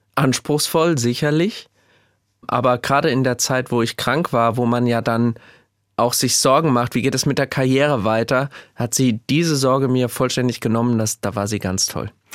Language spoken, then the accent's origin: German; Gelnhausen, Hesse, Germany; also born or lived in Frankfurt; ich bin ein heimatverbundener Mensch. Ich lebe unheimlich gerne im Kinzigtal in Gelnhausen